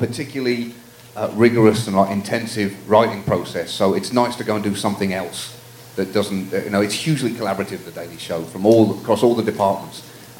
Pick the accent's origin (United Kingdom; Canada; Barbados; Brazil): United Kingdom; That's right. I am professionally British.